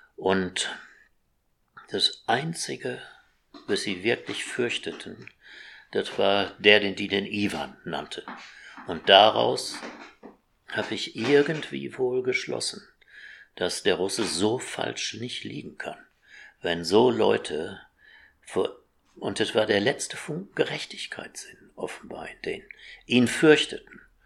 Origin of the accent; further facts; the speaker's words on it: Essen, North Rhine-Westphalia, Germany; ich bin ja in Essen groß geworden